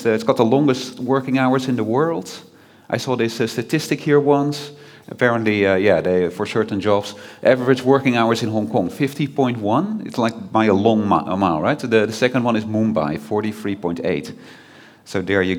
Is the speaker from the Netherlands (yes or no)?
yes; Netherlands; I'm from the Netherlands